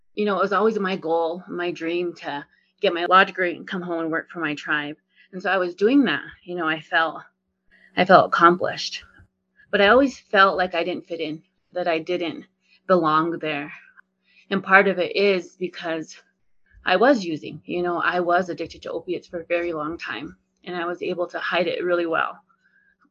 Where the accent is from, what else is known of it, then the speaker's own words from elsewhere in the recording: Northern Arapaho reservation, Wyoming, United States; I come from the Northern Arapaho here on the reservation.